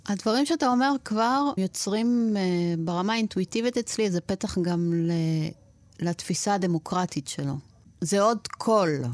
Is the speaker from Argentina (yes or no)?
yes; Argentina; now in Israel; ששנינו נולדנו בארגנטינה